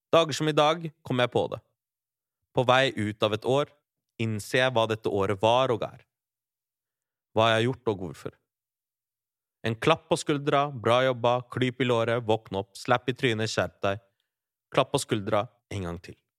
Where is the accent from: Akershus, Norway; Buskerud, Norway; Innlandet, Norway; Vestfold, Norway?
Vestfold, Norway; Larvik; Barndomskompiser fra Larvik, der jeg vokste opp